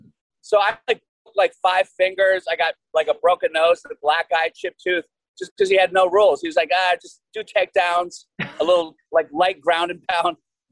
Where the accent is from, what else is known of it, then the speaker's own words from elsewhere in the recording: Wales, United Kingdom; But I'm also Welsh, so I'd like to hear what he has to say.